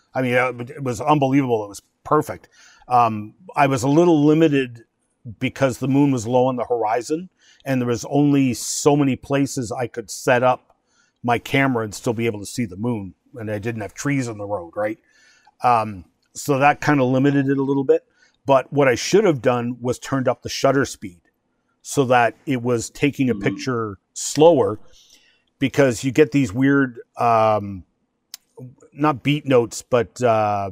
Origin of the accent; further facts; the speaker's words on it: Chalk River, Ontario, Canada; Chalk River, my hometown